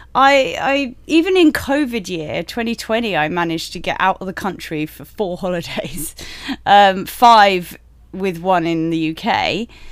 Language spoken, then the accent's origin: English; United Kingdom; moved away as an adult; We're obviously British, um, and before joining this industry, we lived in the U K